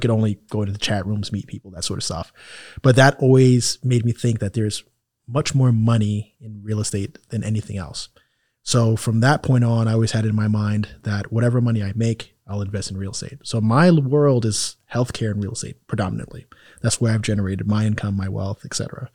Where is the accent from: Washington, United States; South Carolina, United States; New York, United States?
New York, United States; New York City; moved away as an adult; also born or lived in Harlem, New York / Miami area, United States / Italy; now in Miami, United States; I'm from Jamaica, Queens, a, a town